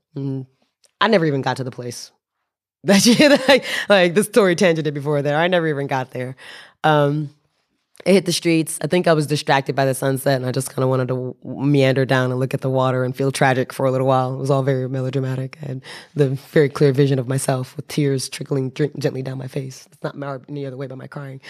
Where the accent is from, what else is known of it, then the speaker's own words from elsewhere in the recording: United States; now in Japan; I'm an American citizen with Japanese residency, stranded in Lao